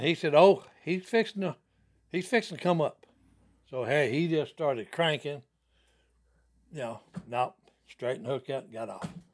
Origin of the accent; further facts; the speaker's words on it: Dixie, Louisiana, United States; we had a pond where we grew up in Dixie, Louisiana. It was in Blanchard